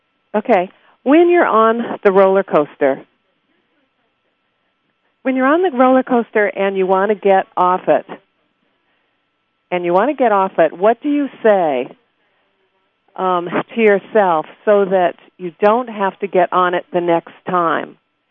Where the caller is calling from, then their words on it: Seattle, Washington, United States; I'm calling from Seattle